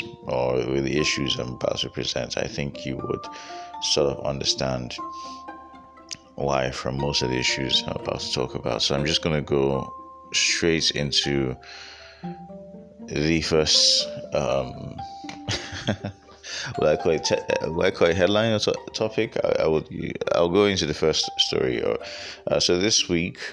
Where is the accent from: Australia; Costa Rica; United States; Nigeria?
Nigeria; as a Nigerian living in Nigeria